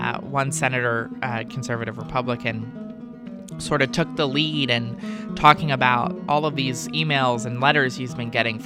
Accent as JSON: {"language": "English", "region": "Delaware", "country": "United States", "moved": "as an adult", "lives_now": "Washington, D.C., United States", "said": "to come home to my home state, to the state I love"}